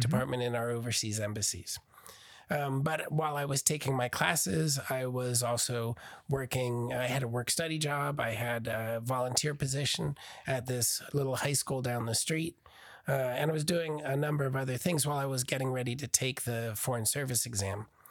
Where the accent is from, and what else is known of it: Burnersville, New Jersey, United States; born or raised there; now in Oklahoma, United States